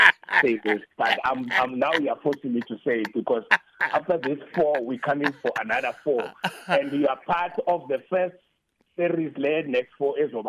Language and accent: English; South Africa